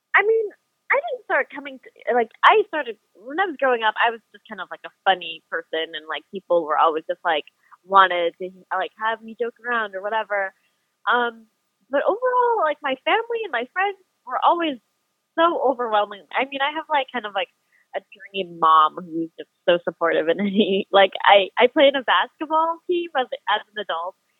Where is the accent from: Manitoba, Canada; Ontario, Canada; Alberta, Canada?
Manitoba, Canada; my hometown's, uh, my home province is like license plate say friendly Manitoba.